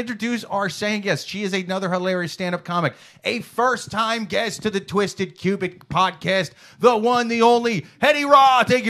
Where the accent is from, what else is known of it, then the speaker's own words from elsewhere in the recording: Iowa, United States; moved away; I'm from Iowa.